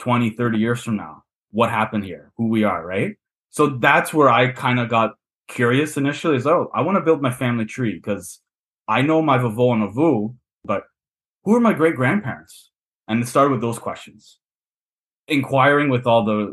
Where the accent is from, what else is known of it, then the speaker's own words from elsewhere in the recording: Toronto, Ontario, Canada; accent: Canadian; I grew up in kind of a Portuguese neighborhood, but it was still like integrated with all sorts of different cultures. Like Toronto's one of the most multicultural cities in the world